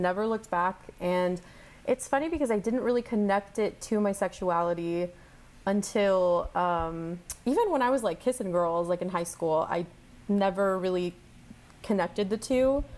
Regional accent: El Paso, Texas, United States; moved away as an adult; also born or lived in Queens, New York; I'm from El Paso, Texas

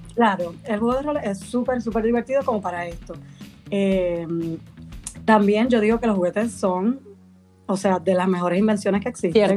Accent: Puerto Rico; moved away as an adult; now in Madrid, Spain; soy de Puerto Rico originalmente, pero vivo en Madrid, en España. Llevo cinco años por aquí.

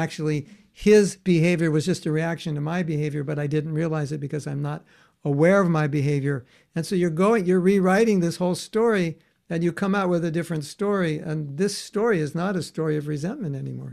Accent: United States; normal young man growing up in America

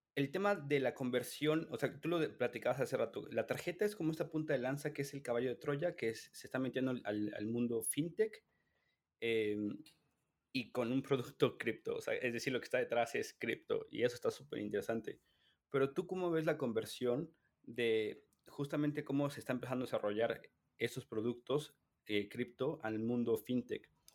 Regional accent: Mexico; mi percepción como mexicano

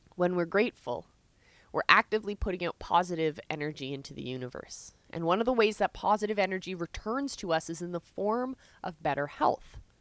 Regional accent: Canada; I'm Canadian

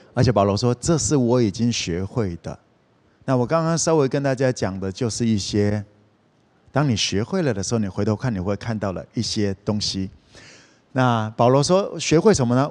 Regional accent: Kaohsiung, Taiwan; moved away; 我是高雄人

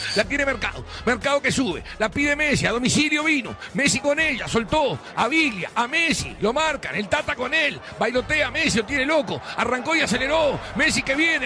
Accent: Uruguay; moved away as an adult; also born or lived in Tel Aviv, Israel; Como cualquier uruguayo

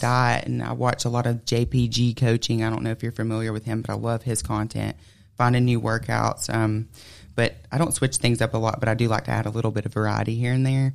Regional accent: Plainville, Georgia, United States; I'm from Plainville, Georgia. I actually still live in Plainville, Georgia

